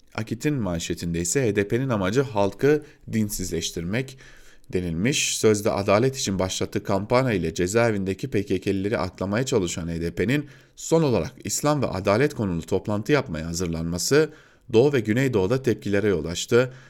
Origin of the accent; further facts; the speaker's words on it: Diyarbakır, Diyarbakır Province, Turkey; moved away as an adult; ben de Diyarbakırlıyım. Orada doğdum, orada büyüdüm